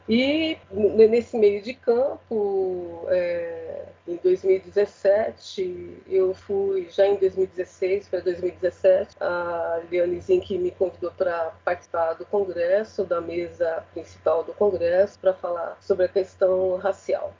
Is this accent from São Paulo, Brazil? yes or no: yes; São Paulo, Brazil; eu sou paulistana, sempre morei na Zona Leste